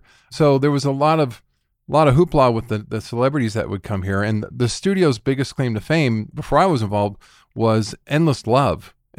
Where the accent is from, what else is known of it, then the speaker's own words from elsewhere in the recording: Reno, Nevada, United States; I was born and raised in Reno, Nevada